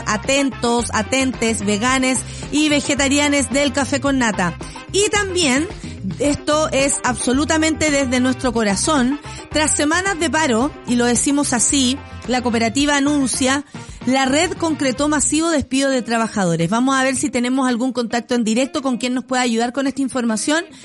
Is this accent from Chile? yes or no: yes; Chile; tenemos como sociedad chilena